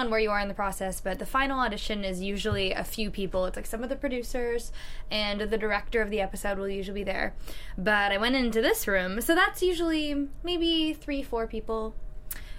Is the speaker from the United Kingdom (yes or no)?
no; Vancouver, British Columbia, Canada; I'm from Vancouver